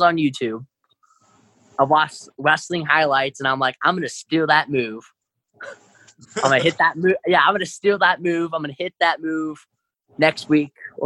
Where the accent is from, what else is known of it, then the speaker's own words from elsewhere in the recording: Dayton, Ohio, United States; also born or lived in Chicago, Illinois / California; I lived in Dayton since I was like five